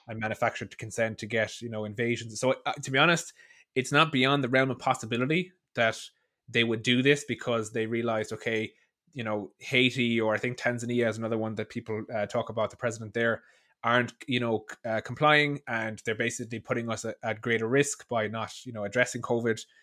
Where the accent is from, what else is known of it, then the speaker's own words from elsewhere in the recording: Ireland; I'm from Ireland.